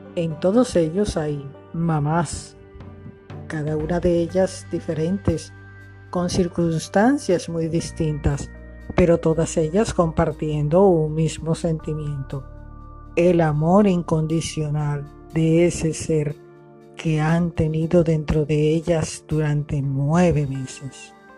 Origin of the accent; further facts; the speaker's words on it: Colombia; now in Barranquilla, Colombia; En mi país, Colombia, mi maravilloso país hermoso.